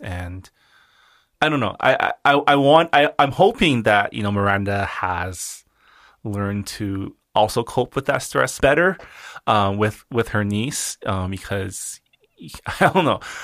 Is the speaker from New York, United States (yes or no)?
no; California, United States; also born or lived in Washington, D.C.; I still feel, like, more Californian than East Coast